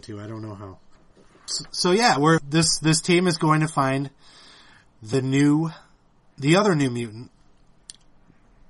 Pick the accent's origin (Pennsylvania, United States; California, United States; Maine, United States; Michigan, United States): Michigan, United States; Detroit; I grew up in Detroit, man.